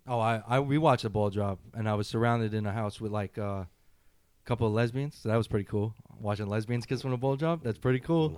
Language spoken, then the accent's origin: English; New York City, New York, United States; as a New Yorker